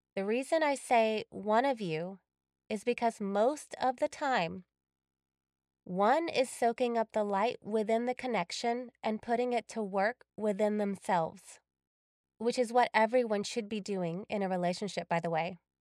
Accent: Texas, United States; moved away as an adult; also born or lived in California; I had moved back to my home state of Texas

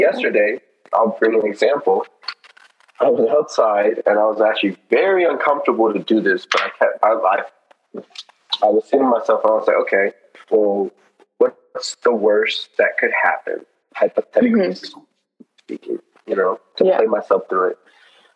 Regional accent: Olney, Maryland, United States; we grew up in Olney together

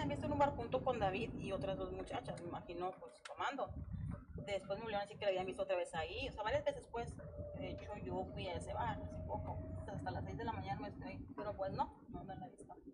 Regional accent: Torreón, Coahuila, Mexico; no, de turista, vengo de Torreón

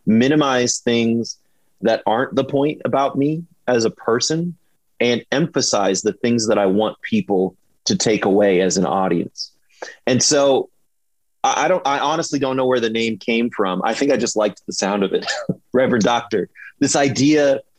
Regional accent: Iowa, United States; I grew up in Iowa

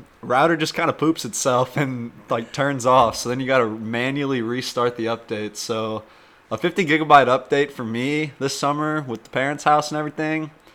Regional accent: St. Louis, Missouri, United States; we're from St. Louis, Missouri

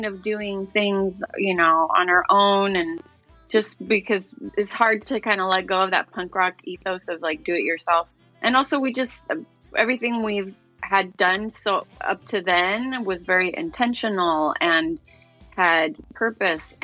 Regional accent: Chile; now in Los Angeles, United States; I was from Chile

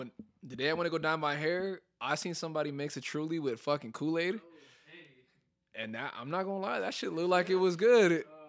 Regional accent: Mexico; moved away; I'm 4'2", weigh 110 pounds. I'm not like Brandon. I don't come from Hawaii. I come from Mexico.

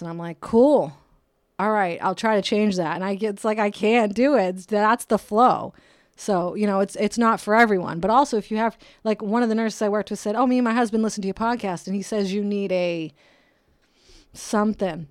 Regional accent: Brockton, Massachusetts, United States; now in California, United States; I'm from Brockton, Massachusetts

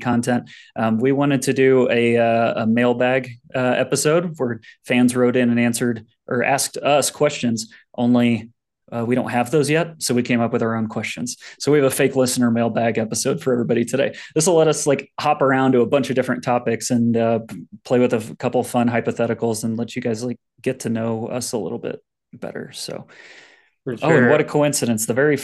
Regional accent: Indianapolis, Indiana, United States; moved away as an adult; also born or lived in Denver area, Colorado; now in Denver, United States; I'm 31. I grew up in Indianapolis. I've spent almost my whole life there

